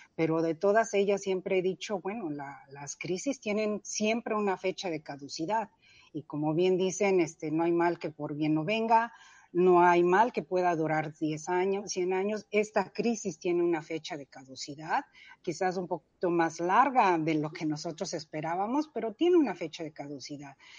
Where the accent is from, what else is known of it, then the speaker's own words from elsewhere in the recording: Mexico City, Mexico; nací, crecí en la Ciudad de México